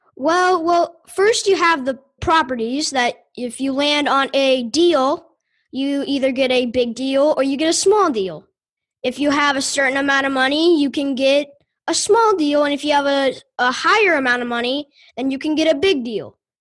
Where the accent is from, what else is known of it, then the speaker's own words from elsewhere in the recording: Louisville, Kentucky, United States; also born or lived in Fisherville, Kentucky; I'm from Louisville, Kentucky